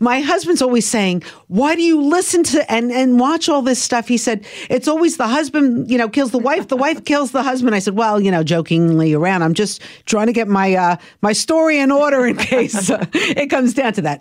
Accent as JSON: {"language": "English", "town": "Brooklyn", "region": "New York", "country": "United States", "tie": "born or raised there", "accent": "Brooklyn", "said": "growing up in Brooklyn, I always watched, uh, Eyewitness News"}